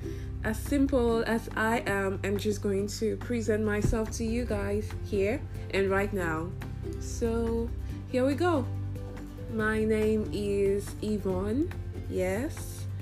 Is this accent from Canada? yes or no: no; South East, Nigeria; accent: Nigerian; Maybe in subsequent episodes, my Nigerian accent will come out. Not just Nigerian, my Igbo